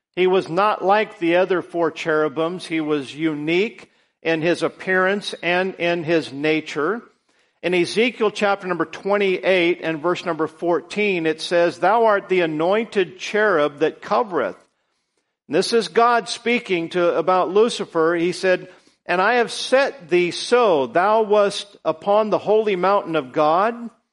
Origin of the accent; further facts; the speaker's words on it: United States; all of us as American citizens